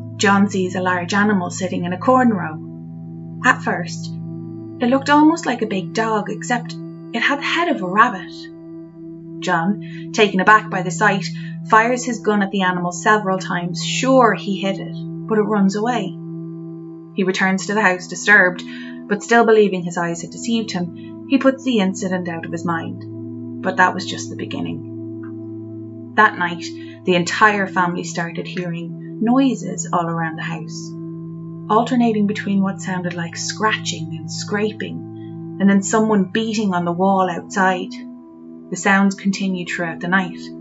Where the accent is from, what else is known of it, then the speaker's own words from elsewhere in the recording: Ireland; growing up in Ireland